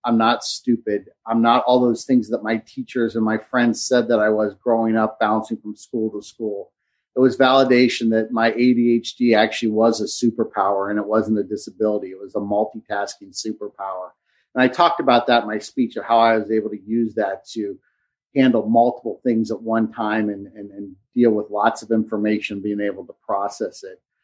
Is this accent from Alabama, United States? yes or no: no; Cincinnati, Ohio, United States; moved away as an adult; now in Hilton Head, United States; we moved from Cincinnati, where we lived my entire life